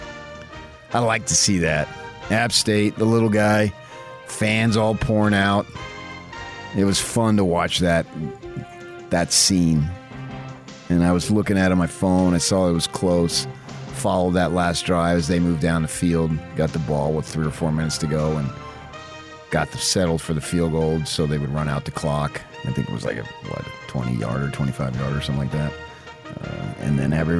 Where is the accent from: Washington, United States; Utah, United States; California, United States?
Utah, United States; I was from Utah